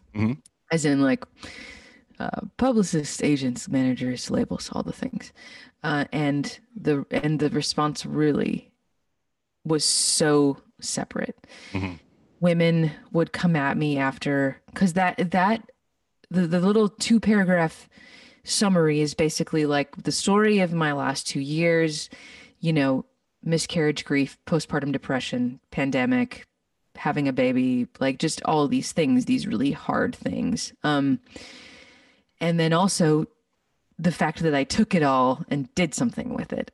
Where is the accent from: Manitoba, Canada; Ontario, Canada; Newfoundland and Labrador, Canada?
Manitoba, Canada; Winnipeg; moved away as an adult; now in Texas, United States; Growing up in Winnipeg, there was a lot of people that were doing it and I was exposed to them